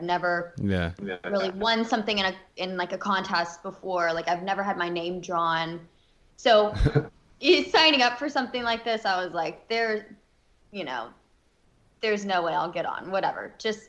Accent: Alabama, United States; I'm from Alabama, so I was always just kind of like, you know, I'd only seen like the South really, and not done a bunch of traveling.

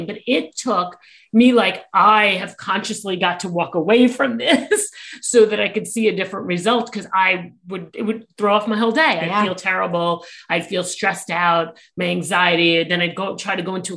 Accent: New York, United States; I am a New Yorker

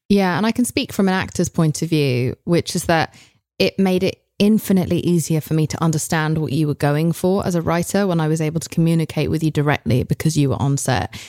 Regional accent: United Kingdom; now in United States; I come from Britain, which is notorious for having six episode series

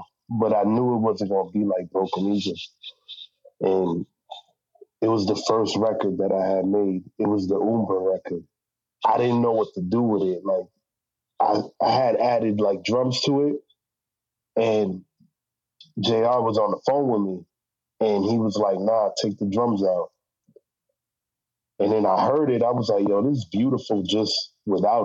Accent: New York City, New York, United States; now in Springfield, United States; I'm from Bronx, New York

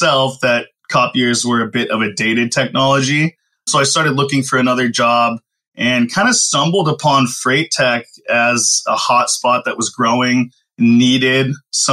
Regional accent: Southern California, United States; born and raised out in Southern California, spent a lot of time in both the Los Angeles and Orange County areas.

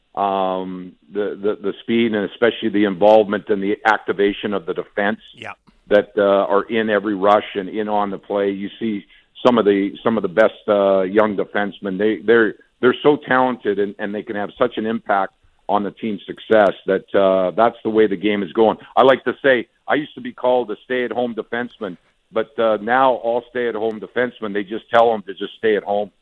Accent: Western Canada, Canada; moved away; I'm from Western Canada

